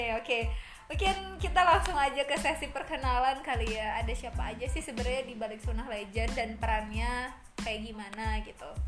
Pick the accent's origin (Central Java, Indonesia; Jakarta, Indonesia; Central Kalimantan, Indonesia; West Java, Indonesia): West Java, Indonesia; Majalengka; uh, saya dari Majalengka Jawa Barat Sunda